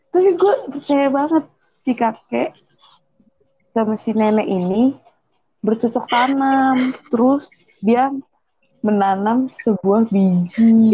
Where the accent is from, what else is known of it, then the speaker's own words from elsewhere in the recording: Melbourne, Victoria, Australia; moved away; gue kecil di Melbourne.